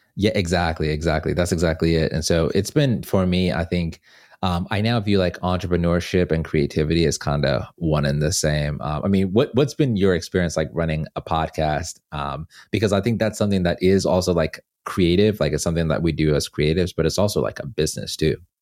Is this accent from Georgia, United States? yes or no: yes; Atlanta, Georgia, United States; moved away as an adult; also born or lived in Zimbabwe; now in Los Angeles, United States; About sixteen of those years were spent in Atlanta